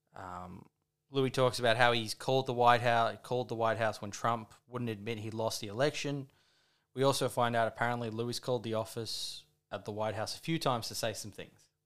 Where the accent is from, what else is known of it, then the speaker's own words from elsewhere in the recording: Australia; I'm an Australian